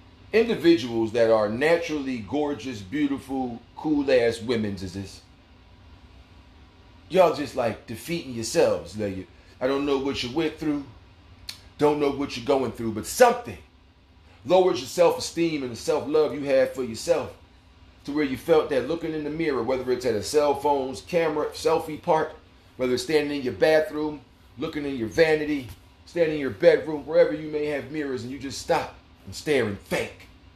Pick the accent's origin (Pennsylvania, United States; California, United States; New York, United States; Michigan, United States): New York, United States; Hollis; I'm from Hollis, Queens, and they can kick rocks.